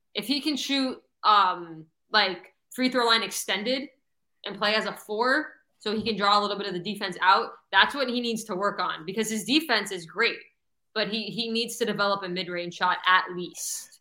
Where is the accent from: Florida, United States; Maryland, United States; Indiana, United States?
Florida, United States; Broward County, South; also born or lived in New Mexico; I moved to Broward when I was one, but I was born in New Mexico. I tell everyone I'm from South Florida because I've lived here since I, I was mean, one